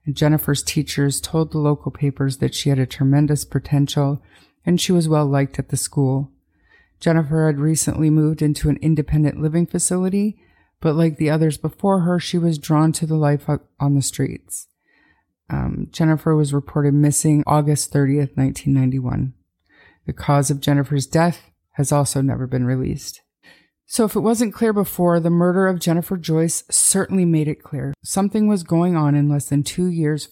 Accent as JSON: {"language": "English", "town": "Calgary", "region": "Alberta", "country": "Canada", "tie": "born or raised there", "also_born_or_lived": "north of Edmonton, Alberta", "said": "This is obviously my hometown, Calgary, and my home province, Alberta"}